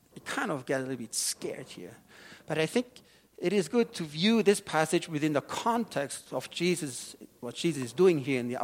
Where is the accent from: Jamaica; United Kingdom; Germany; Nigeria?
Germany; moved away; I have been growing up in a wine-growing region in Germany